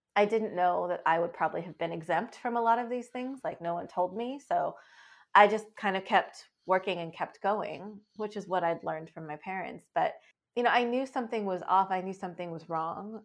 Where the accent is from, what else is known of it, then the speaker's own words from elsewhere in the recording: Seattle, Washington, United States; I was born very prematurely in the Seattle area and adopted from there.